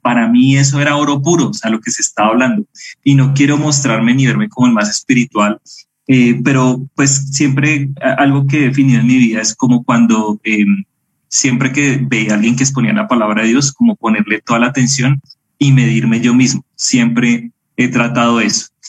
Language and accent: Spanish; Bogotá, Colombia; moved away as an adult; now in Medellín, Colombia; crecí en Bogotá